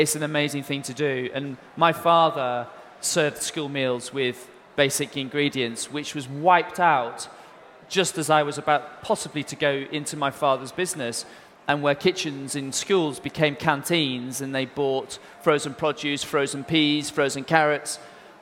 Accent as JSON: {"language": "English", "country": "United Kingdom"}